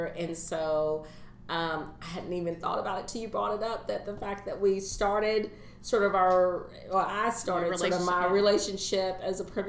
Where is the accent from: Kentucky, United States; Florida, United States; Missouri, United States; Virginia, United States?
Kentucky, United States; Louisville; as a person who was born and raised in Louisville, I moved away and I came back